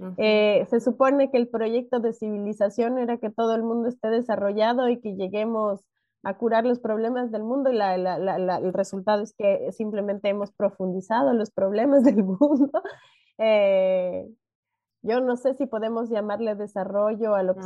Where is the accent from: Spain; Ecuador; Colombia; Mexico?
Ecuador; yo nací en Ecuador y a mí me decían que yo era de un país subdesarrollado